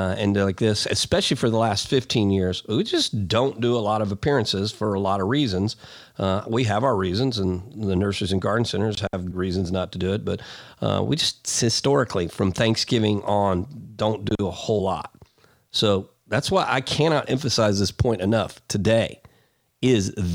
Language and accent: English; Houston, Texas, United States; I grew up in Walnut Bend, hung out in, you know, Briargrove Park, Lakeside Estates